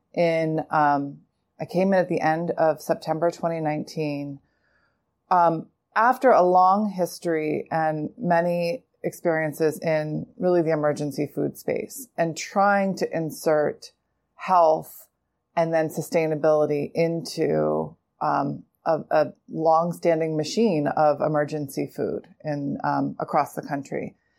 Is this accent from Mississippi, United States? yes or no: no; Pennsylvania, United States; now in New York City, United States; I'm also from Pennsylvania